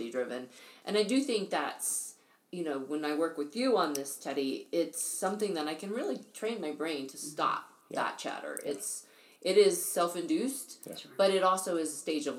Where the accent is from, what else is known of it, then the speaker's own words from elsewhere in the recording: Oklahoma, United States; I grew up in Oklahoma where there was wind and tornadoes